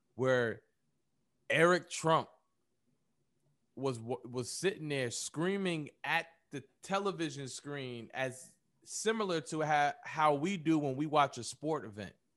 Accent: United States; us here in America, black people in America, we are American not by choice, but we are still African by blood

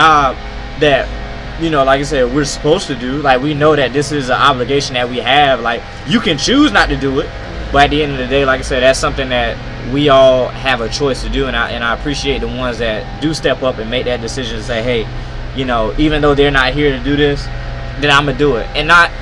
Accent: Hemingway, South Carolina, United States; growing up in Hemingway, like, when we was living in projects

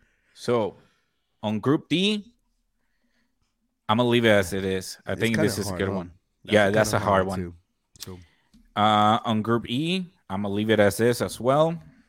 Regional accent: United States; And I'm a little biased since I'm American too.

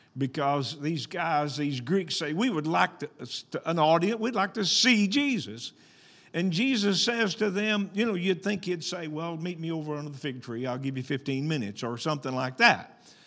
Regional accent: Arkansas, United States; I was born and raised in Arkansas.

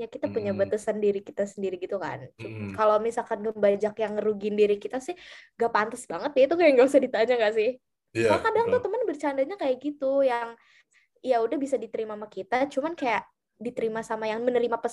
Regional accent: Java, Indonesia; kebetulan gue orang Jawa kental gitu ya.

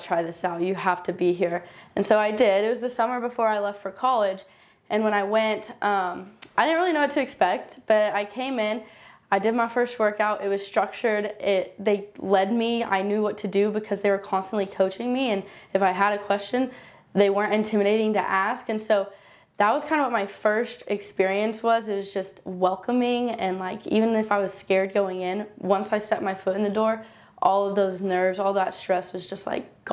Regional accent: Moore, Oklahoma, United States; I grew up in Moore, Oklahoma, went to Westmore High School

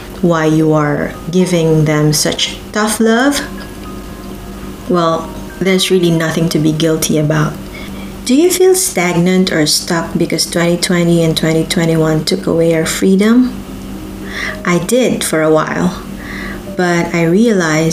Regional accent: Philippines; moved away as an adult; I've been living half of my life as a Filipino migrant

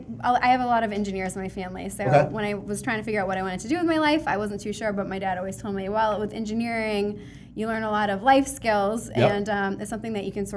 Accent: Rowley, Massachusetts, United States; I grew up in Raleigh, Mass, right here, Ipswich, Georgetown area.

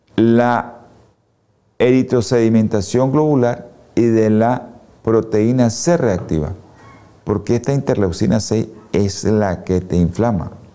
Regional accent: Nicaragua; nosotros los nicaragüenses

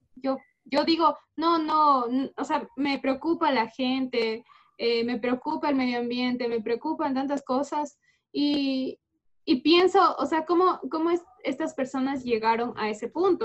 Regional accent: Ecuador; hay empresas en mi país

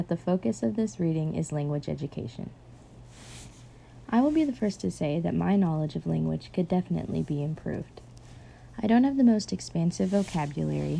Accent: United States; first language English; As someone who has grown up in America with my first language being English

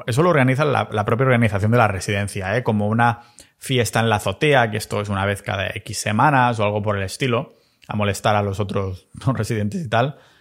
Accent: Catalonia, Spain; moved away as an adult; now in Tallinn, Estonia; En mi pueblo catalán estoy

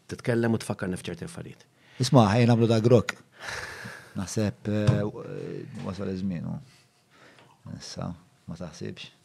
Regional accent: Malta; l-identità tagħna bħala Maltin

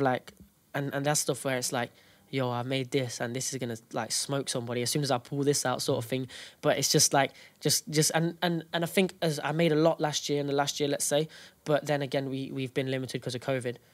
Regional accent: Derby, East Midlands, United Kingdom; we're from Derby

